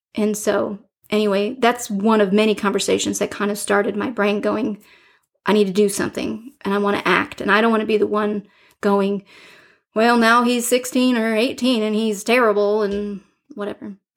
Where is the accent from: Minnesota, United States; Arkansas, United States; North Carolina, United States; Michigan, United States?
Michigan, United States; Detroit; I grew up in Detroit